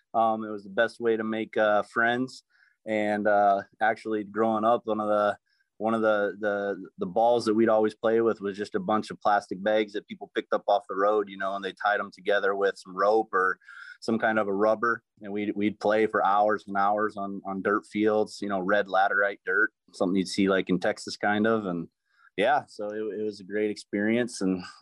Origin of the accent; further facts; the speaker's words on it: Cameroon; moved away as an adult; now in United States; I'm originally from Cameroon, West Africa, and I came to the United States in 2009, where I attended Grace College in Winona Lake, Indiana, which is an NAIA school.